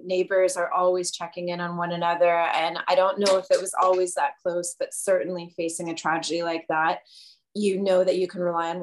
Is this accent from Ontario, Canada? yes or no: yes; Hamilton, Ontario, Canada; also born or lived in London, Ontario / Toronto; now in Pembroke, Canada; I'm originally from Hamilton. That's where I was born, good old steel town.